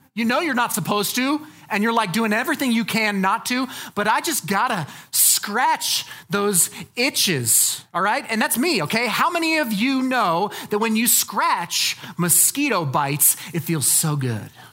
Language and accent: English; Colorado, United States; I'm from Colorado